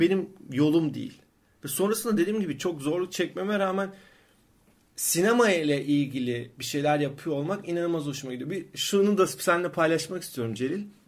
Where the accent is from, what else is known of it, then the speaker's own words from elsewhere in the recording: Sakarya, Turkey; moved away as an adult; also born or lived in Istanbul; aslında Sakaryalıyım